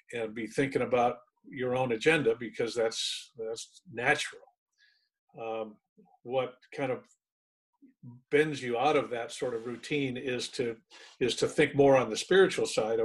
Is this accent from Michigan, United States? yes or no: yes; Michigan, United States; moved away as an adult; also born or lived in San Antonio, Texas; now in California, United States; I was born in San Antonio, but I didn't like it. I left when I was 6 weeks old. My dad was a howitzer instructor in World War II. He waited until I was born so that the Army could pay for that. And then we all jumped in a car and headed to Michigan, where I was raised